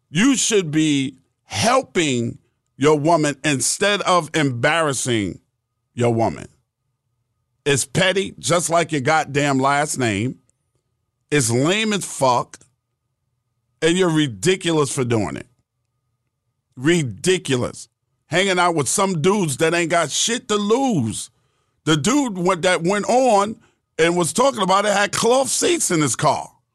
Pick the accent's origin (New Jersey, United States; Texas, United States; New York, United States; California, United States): New York, United States; New York City; I'm from Queens, bro. I'm from Queens. Born and raised in Queens, New York.